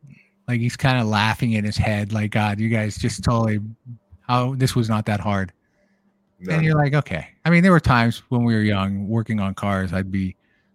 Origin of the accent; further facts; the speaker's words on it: California, United States; moved away as an adult; now in Nevada, United States; so we're both from California. I was born and raised in California specifically for like 47 years. I lived there. And just over in the last 5 years, I moved out here to Nevada.